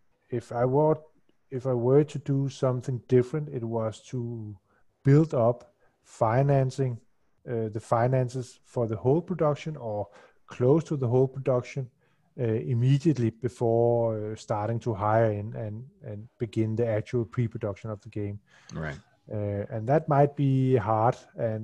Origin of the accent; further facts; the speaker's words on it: Denmark; I'm from Denmark